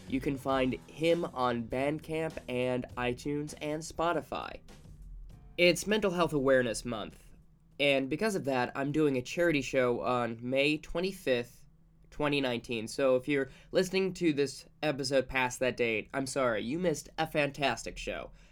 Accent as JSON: {"language": "English", "town": "Rochester", "region": "Minnesota", "country": "United States", "moved": "yes", "lives_now": "New York, United States", "said": "Rochester, Minnesota"}